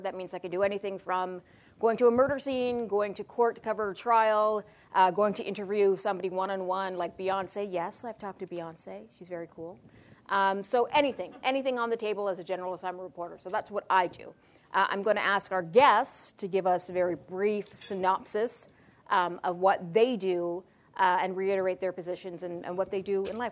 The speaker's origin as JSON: {"language": "English", "town": "Toronto", "region": "Ontario", "country": "Canada", "tie": "born or raised there", "also_born_or_lived": "Ottawa", "said": "I grew up in Malvern"}